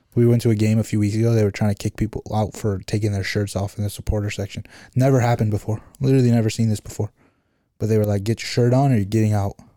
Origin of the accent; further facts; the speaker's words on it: Chicago, Illinois, United States; Chicagoans, as people, we're from the Midwest